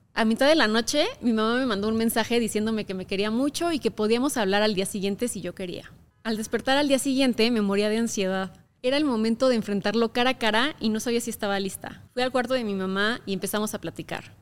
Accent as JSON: {"language": "Spanish", "region": "Querétaro", "country": "Mexico", "tie": "born or raised there", "said": "crecí en Querétaro, un estado muy conservador de México"}